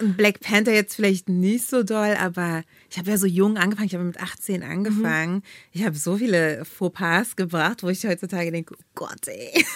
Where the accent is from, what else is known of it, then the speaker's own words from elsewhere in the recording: Berlin, Germany; in Berlin, so meine Stadt, wo ich groß geworden bin